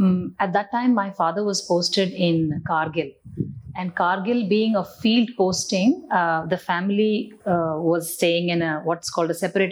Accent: Delhi, India; also born or lived in Chennai / Jabalpur / Secunderabad; Some years in Jabalpur, that's in Madhya Pradesh, in Secunderabad, and then in Delhi. So that's where I finished my high school.

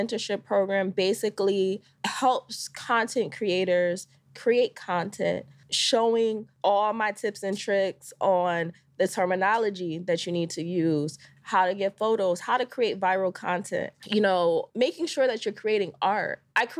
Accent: Connecticut, United States; So I'm originally from Connecticut.

